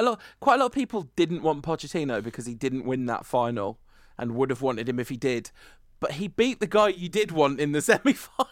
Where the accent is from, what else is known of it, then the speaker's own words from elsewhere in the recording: United Kingdom; we're British